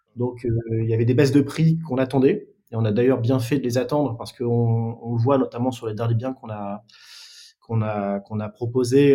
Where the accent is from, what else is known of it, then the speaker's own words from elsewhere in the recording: Lille, Hauts-de-France, France; now in Paris region, France; je suis originaire de Lille